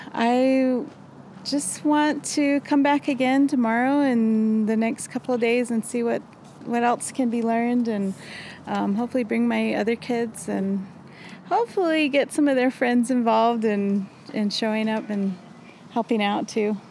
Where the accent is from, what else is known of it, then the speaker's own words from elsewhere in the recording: Shiprock, New Mexico, United States; I'm from Shiprock